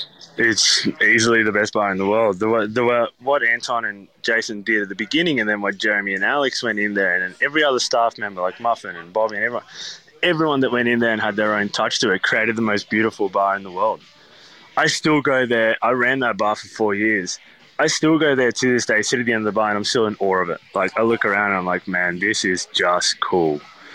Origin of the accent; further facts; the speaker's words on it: Skopje, North Macedonia; And then they ended up opening up another spot in a town in Macedonia, which is where I'm from. So I'm from Skopje, which is the capital.